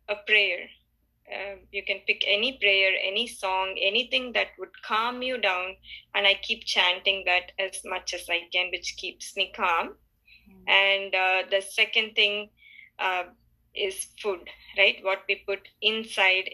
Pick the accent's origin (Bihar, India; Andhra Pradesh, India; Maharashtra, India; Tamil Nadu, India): Tamil Nadu, India; Chennai; moved away as an adult; also born or lived in Boston, United States; now in United States; I was born and brought up in Chennai, which is in India.